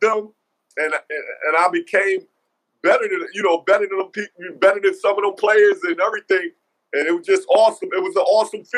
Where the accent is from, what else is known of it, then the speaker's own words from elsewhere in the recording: New York City, New York, United States; I'm from Queens